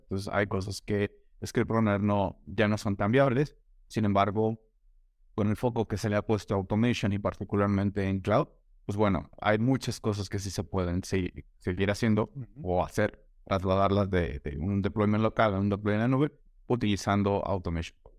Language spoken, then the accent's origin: Spanish; Mexico; soy de México, he vivido acá toda mi vida